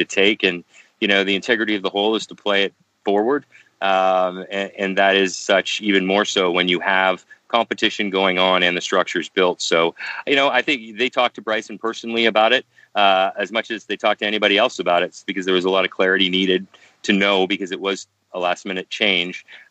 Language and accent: English; Canada; as a Canadian